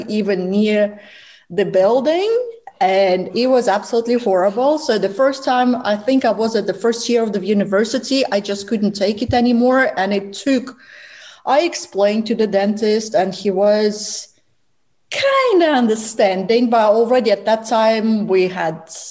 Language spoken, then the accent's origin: English; Russia; moved away; I am Russian, so I was born in Russia